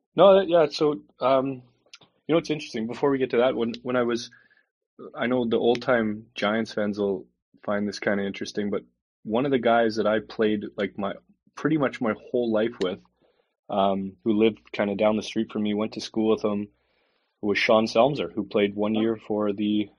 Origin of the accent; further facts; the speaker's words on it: Calgary, Alberta, Canada; moved away as an adult; also born or lived in Edmonton / Belfast; now in Calgary, Canada; my brother and sister were both born in Edmonton, and then I was born in Calgary